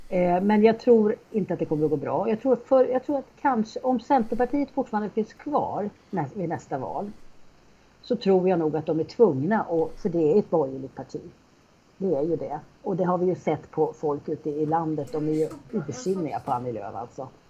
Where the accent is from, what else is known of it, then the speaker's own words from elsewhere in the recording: Sweden; vi svenskar